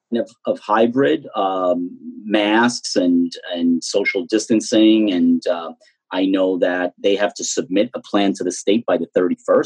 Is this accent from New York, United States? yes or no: yes; Mineola, New York, United States; a lifelong Mineola resident uh, who has invested uh, in, um, in many ways a lot more than others in terms of living here, working here, growing up here.